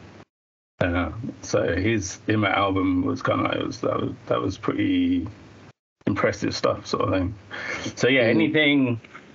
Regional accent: Colchester, East of England, United Kingdom; moved away as an adult; now in Liverpool, United Kingdom; my hometown is Colchester

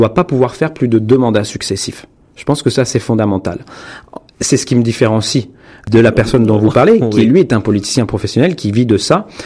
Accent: France; now in North America; en tant que Français progressiste d'Amérique du Nord

